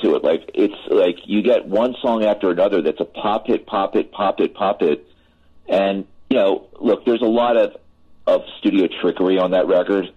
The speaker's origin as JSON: {"language": "English", "town": "Philadelphia", "region": "Pennsylvania", "country": "United States", "tie": "born or raised there", "also_born_or_lived": "Los Angeles", "moved": "yes", "said": "that's my hometown. I went to Drexel University and I grew up in Lower Merion"}